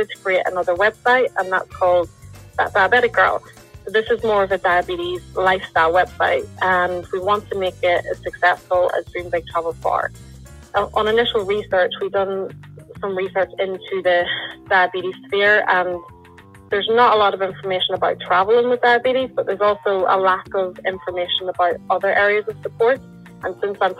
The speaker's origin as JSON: {"language": "English", "town": "Lisburn", "region": "Northern Ireland", "country": "United Kingdom", "said": "I'm from Lisburn, Northern Ireland"}